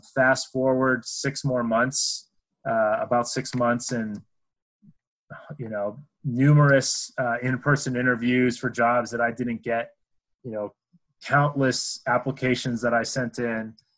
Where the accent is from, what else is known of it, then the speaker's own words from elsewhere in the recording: New Hampshire, United States; moved away; I grew up in New Hampshire